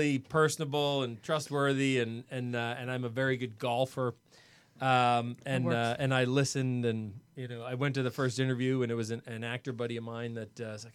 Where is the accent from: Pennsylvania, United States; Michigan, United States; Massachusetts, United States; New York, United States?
Massachusetts, United States; Boston; now in Los Angeles, United States; I'm from Boston.